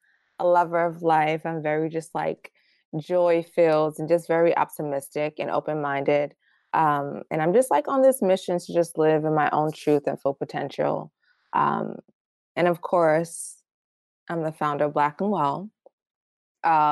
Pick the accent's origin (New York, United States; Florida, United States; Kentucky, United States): New York, United States; New York City; also born or lived in Baltimore, Maryland; I was actually the only one born in Baltimore, but I spent most of my life and childhood in Brooklyn. I basically moved there when I was a baby